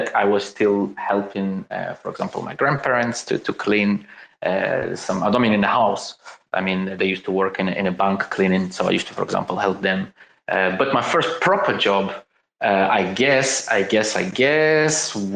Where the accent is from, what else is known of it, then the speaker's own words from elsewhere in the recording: Crimea, Ukraine; I was born in 1986 in Crimea, on the verge of the breakdown of the USSR, in a very, very, very poor family